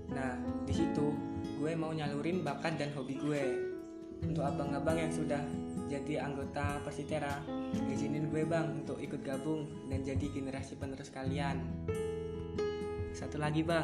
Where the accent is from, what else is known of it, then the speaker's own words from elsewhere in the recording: Musi Rawas, South Sumatra, Indonesia; Nama gue …, kalian bisa panggil gue … Gue dari Musirawas, Sumatera Selatan